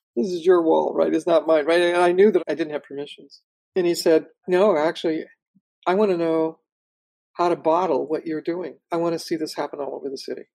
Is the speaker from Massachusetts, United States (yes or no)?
no; Los Angeles, California, United States; also born or lived in Watts; I was born in Watson and I grew up in Pacoima